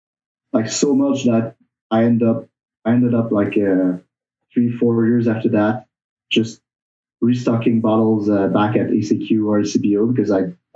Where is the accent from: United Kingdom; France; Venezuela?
France; Bourgogne-Franche-Comté; born there; I was born in Burgundy. My mom is French from there.